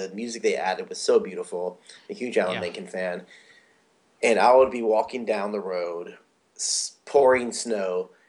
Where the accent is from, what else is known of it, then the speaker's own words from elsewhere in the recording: Florida, United States; And of course, growing up in Florida, we saw snow once. It was like a miracle on Christmas.